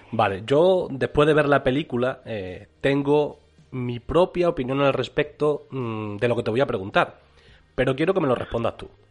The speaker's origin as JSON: {"language": "Spanish", "region": "Extremadura", "country": "Spain", "said": "somos de Extremadura"}